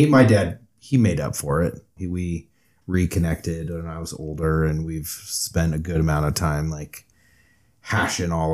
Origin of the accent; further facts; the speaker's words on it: Southern California, United States; moved away; also born or lived in Abu Dhabi; I'm originally from Southern California